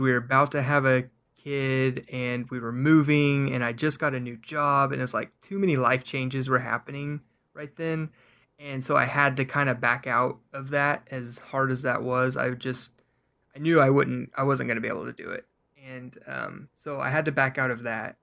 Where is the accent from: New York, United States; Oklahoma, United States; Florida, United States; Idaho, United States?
Oklahoma, United States; Oklahoma City; I grew up in Oklahoma, I've been here all my life